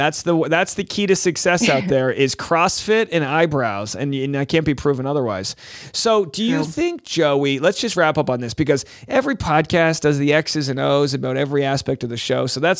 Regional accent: United States; which I think has better personalities than us Americans.

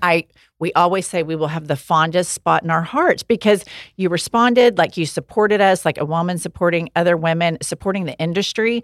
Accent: Oklahoma, United States; We're from Oklahoma

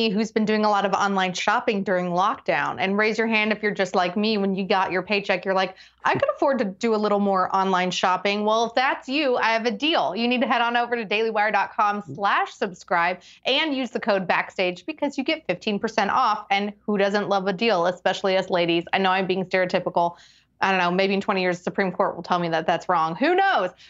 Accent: Oklahoma, United States; moved away; my home state of Oklahoma.

